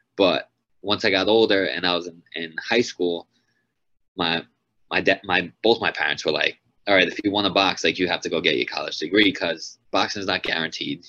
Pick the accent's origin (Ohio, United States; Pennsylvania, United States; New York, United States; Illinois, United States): New York, United States; Long Island; my first five fights were all in Long Island, in my hometown